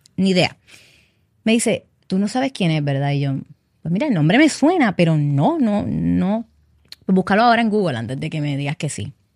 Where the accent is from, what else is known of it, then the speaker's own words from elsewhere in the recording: Carolina, Puerto Rico; soy nacida aquí, criada en Puerto Rico. Eh, Carolina, en Carolina fue que, bueno, en Carolina vivía